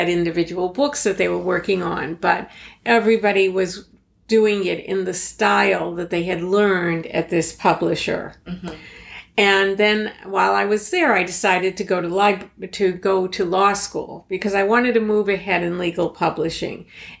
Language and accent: English; Boston, Massachusetts, United States; accent: Boston; I still have a trace of my Boston accent, but back in the 1970s, it was even much stronger.